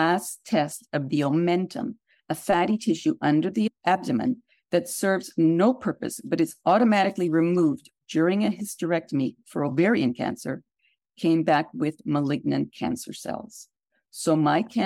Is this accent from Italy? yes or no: no; Canada; moved away; as I was born in Canada